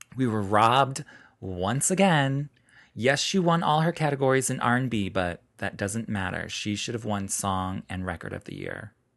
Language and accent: English; Chicago, Illinois, United States; now in New York City, United States; I'm from Chicago.